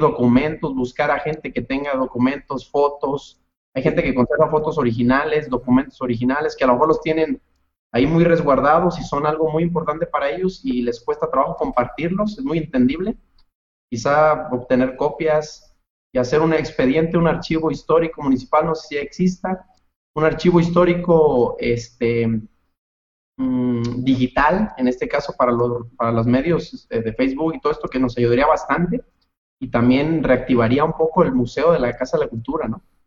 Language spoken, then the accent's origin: Spanish; Mexico; Islán está interesante, la historia es bonita, es, es magnífico de donde venimos, de todo el lugar donde crecimos, la infancia